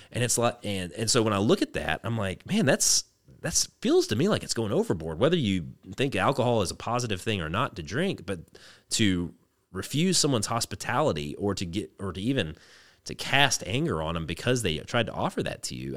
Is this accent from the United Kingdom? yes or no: no; the South, United States; growing up in the South